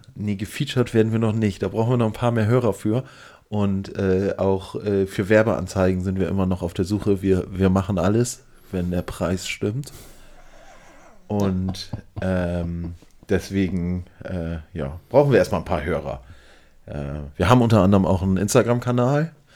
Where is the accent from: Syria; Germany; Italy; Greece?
Germany; Northern Germany; wir als Norddeutsche neigen natürlich total dazu, irgendwie rumzunuscheln